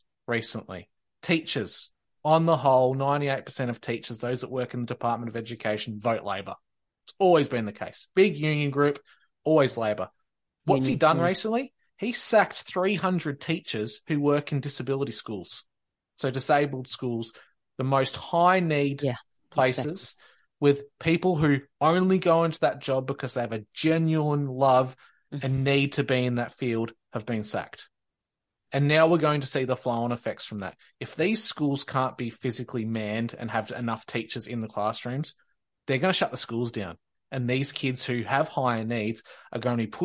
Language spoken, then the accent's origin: English; Victoria, Australia; I actually love my hometown and love my area so much that I never would